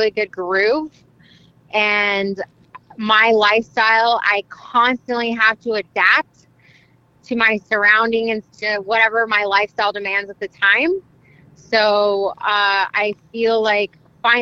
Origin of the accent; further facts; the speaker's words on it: Mexico; now in United States; I was born in Mexico, and yes, I am proud of like being my ethnicity and like being born in Mexico and being Mexican and being a Mexican citizen too.